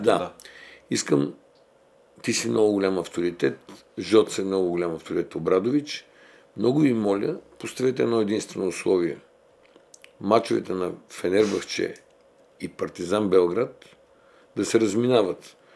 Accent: Bulgaria; ние сме българи

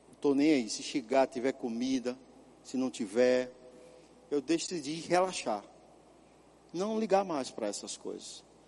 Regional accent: São Paulo, Brazil; moved away; also born or lived in Caruaru / Ponta Porã; quando eu era criança, lá em São Paulo.

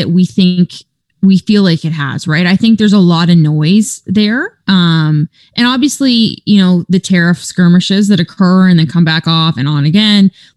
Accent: Canada; first language English; as a Canadian

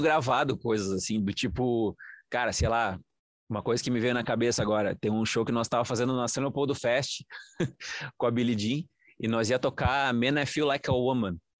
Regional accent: interior of São Paulo, Brazil; eu sou de lá do interior de São Paulo

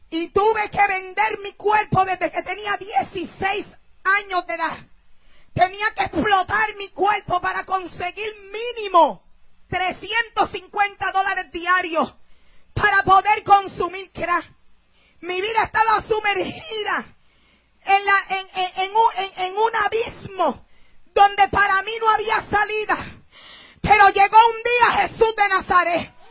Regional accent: San Juan, Puerto Rico; Yo soy aquí nacida, nacida y criada aquí en San José. Y conozco Manuela Pérez, conozco Bitumul, todo este lugar lo conozco como la palma de mi mano.

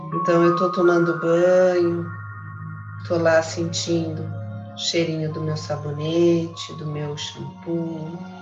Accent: Santos, São Paulo, Brazil; moved away; Ontem foi aniversário de Santos, parabéns minha cidade natal, minha cidade querida

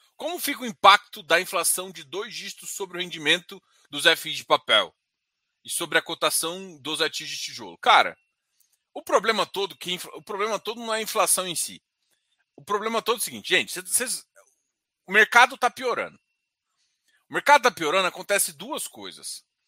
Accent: Brazil; A gente é brasileiro

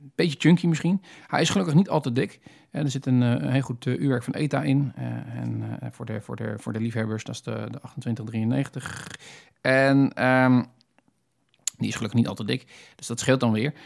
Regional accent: Netherlands; als Hollander

